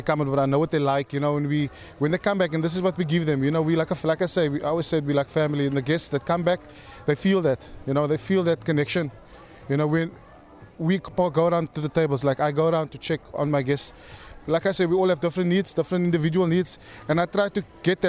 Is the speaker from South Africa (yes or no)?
yes; Cape Town, Western Cape, South Africa; moved away as an adult; So I'm from South Africa, from Cape Town. I did my schooling there straight out of high school.